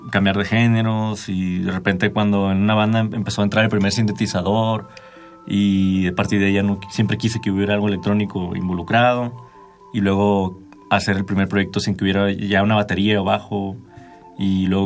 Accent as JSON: {"language": "Spanish", "town": "Mexicali", "region": "Baja California", "country": "Mexico", "tie": "born or raised there", "said": "Mexicali, sí."}